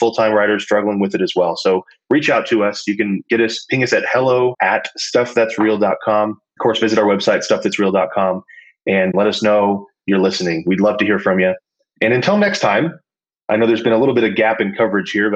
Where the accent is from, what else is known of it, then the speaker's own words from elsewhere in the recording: Texas, United States; growing up in Texas, I knew a lot about Texas history